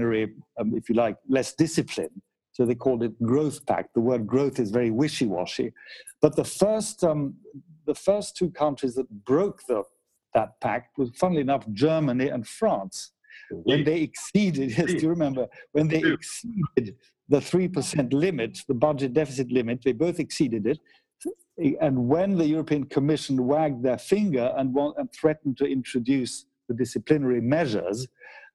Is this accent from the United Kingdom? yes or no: yes; United Kingdom; I'm British as well, so I'm thinking of my fellow Brits